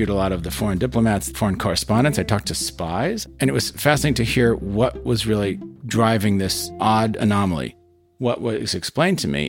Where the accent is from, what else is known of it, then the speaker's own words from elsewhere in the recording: United States; I'm an American